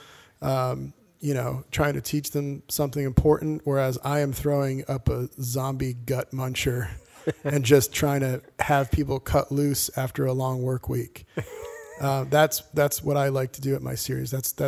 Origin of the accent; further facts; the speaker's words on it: Connecticut, United States; now in Boston, United States; being a teenager, growing up in Connecticut